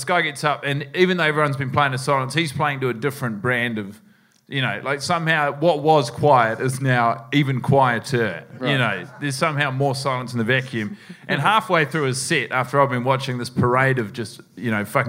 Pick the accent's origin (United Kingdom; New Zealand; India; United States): New Zealand; moved away; I moved here from New Zealand to do this.